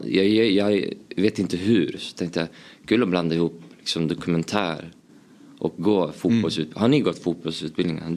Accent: Uppsala, Uppsala County, Sweden; Jag är uppväxt, uppvuxen i Gränby, Uppsala

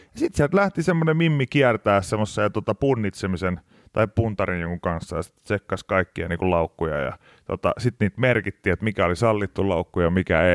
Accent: Pori, Satakunta, Finland; now in Helsinki, Finland; olen Porista kuitenkin kotoisin

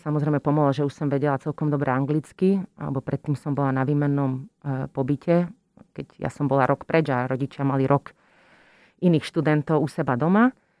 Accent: Slovakia; moved away as an adult; also born or lived in Utrecht, Netherlands / London, United Kingdom / Costa Rica / United States; som teda odišla zo Slovenska

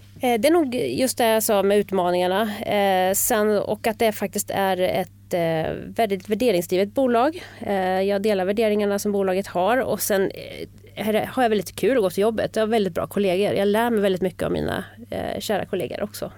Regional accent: Bergslagen, Sweden; moved away as an adult; now in Stockholm, Sweden; Jag är uppväxt i Bergslagen eh, och kom hit till Stockholm

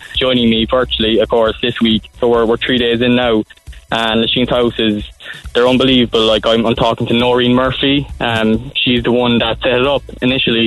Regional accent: Ballydehob, Munster, Ireland; I'm from Ballyhob myself

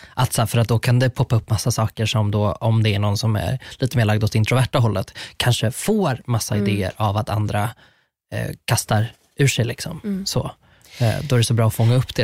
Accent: Sweden; Jag är uppvuxen på landet

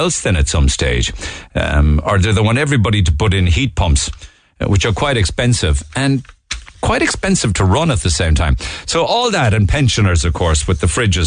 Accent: Ireland; it is to be Irish and the experiences that we have as Irish people overseas.

